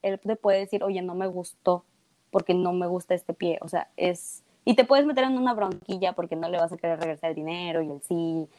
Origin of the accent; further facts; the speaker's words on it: Mexico; yo siendo de México